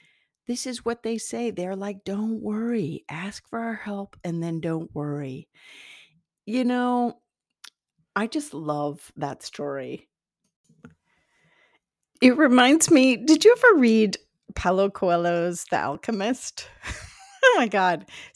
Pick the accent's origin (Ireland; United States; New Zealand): Ireland; Take it with a grain of salt. I'm Irish. Take it with a grain of salt.